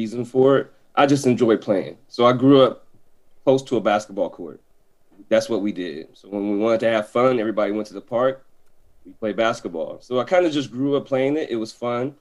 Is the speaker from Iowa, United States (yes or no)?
yes; Des Moines, Iowa, United States; now in Madison, United States; I'm from Iowa, Des Moines, Iowa